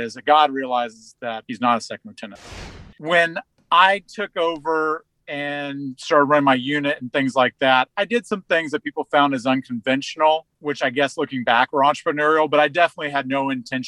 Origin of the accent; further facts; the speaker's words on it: Houston, Texas, United States; I grew up in Houston at my dad's company